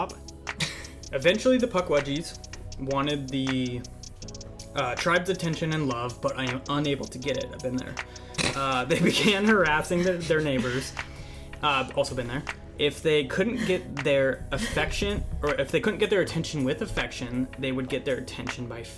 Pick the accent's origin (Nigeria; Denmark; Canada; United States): United States; New York; now in Pacific Northwest, United States; I was born in New York